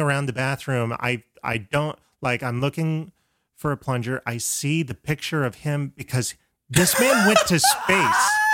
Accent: Florida, United States; I'm from Florida

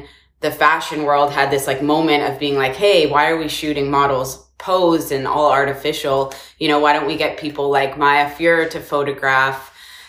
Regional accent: Victoria, British Columbia, Canada; moved away as an adult; also born or lived in Montreal, Canada / Toronto, Canada; now in United States; when I was a kid, I grew up on Victoria, British Columbia Island

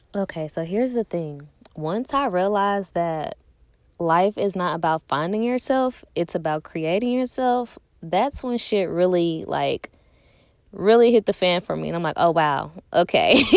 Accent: Nashville, Tennessee, United States; also born or lived in Clarksville, Tennessee; I'm from Nashville

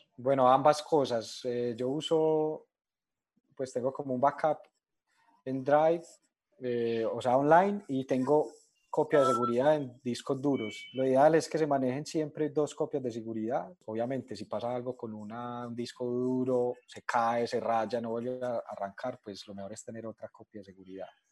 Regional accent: Colombia; yo soy colombiano

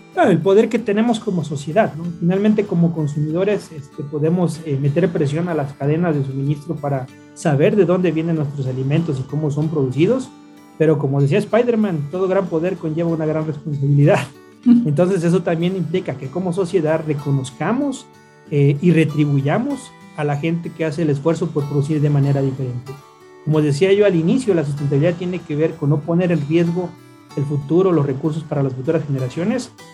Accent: Mexico; En México, obviamente, por nuestra cultura, es, parte de nuestra esencia como mexicanos

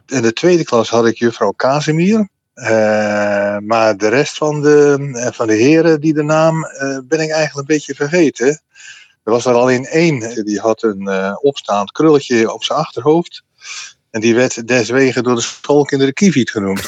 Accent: Middelburg, Zeeland, Netherlands; ik zat eh, op de Gravenstraatschool in Middelburg

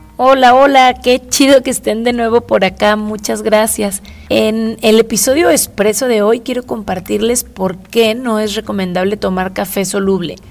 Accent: Guadalajara, Jalisco, Mexico; los que somos de acá de Guadalajara

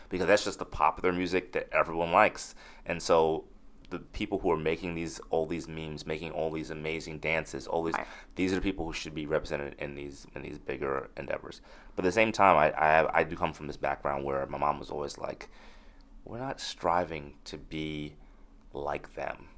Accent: New York City, New York, United States; I grew up in Crown Heights

